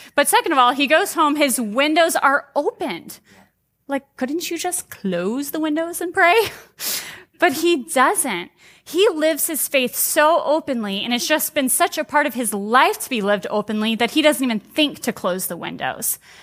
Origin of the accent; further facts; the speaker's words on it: United States; as American Christians